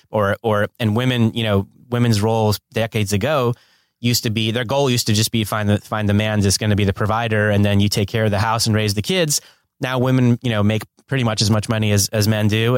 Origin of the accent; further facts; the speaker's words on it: Northern New Jersey, United States; also born or lived in New York; now in Los Angeles, United States; I was born on the East Coast in Northern New Jersey, but I've been living in LA for 20 years